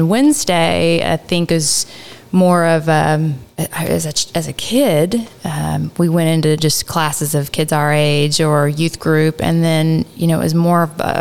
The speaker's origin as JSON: {"language": "English", "town": "Arlington", "region": "Texas", "country": "United States", "tie": "born or raised there", "accent": "East Texas", "said": "I've come out of Dallas-Fort Worth and I was born in Arlington."}